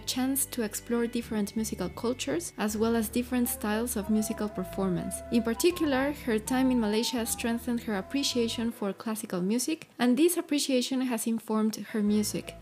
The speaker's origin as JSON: {"language": "English", "country": "Mexico", "said": "I'm from Mexico"}